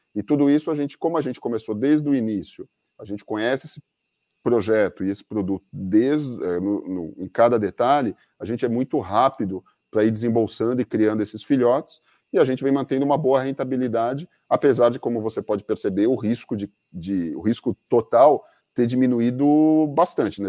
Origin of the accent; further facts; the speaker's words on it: Brazil; a gente é brasileiro